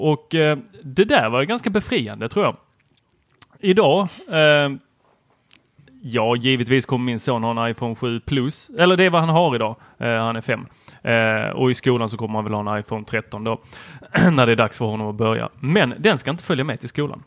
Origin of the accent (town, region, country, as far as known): Helsingborg, Skåne, Sweden; born or raised there; also born or lived in Lund